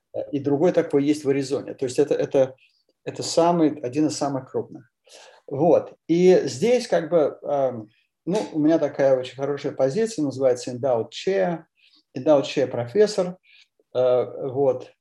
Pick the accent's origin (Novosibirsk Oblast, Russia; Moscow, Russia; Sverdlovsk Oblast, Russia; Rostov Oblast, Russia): Moscow, Russia; я родился в Москве, потом учился в английской школе номер 39